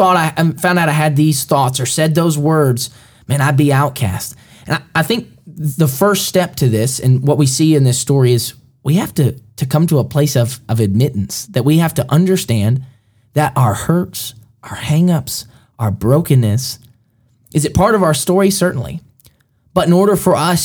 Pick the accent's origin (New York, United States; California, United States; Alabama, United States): Alabama, United States; I grew up, I was born in Alabama and finished my schooling in Alabama